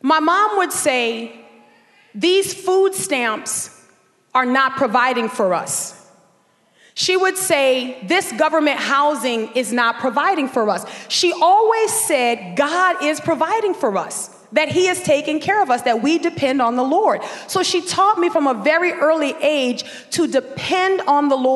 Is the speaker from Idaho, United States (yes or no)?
no; New Orleans, Louisiana, United States; also born or lived in Dallas, Texas; we would move back from Dallas, Texas to New Orleans, where we would grow up in Section